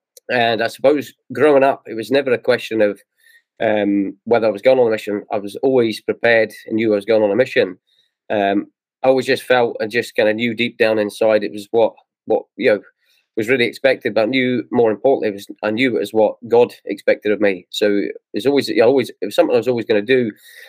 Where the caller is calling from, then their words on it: Dundee, Scotland, United Kingdom; So I'm in Dundee, Scotland.